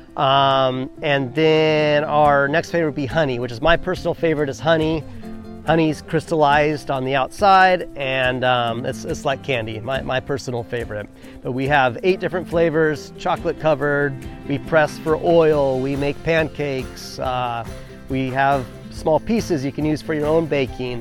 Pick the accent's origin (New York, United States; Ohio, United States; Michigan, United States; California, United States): California, United States; Southern; also born or lived in Big Island of Hawaii; now in Honokaa, Hawaii, United States; I was born and raised in California on a citrus farm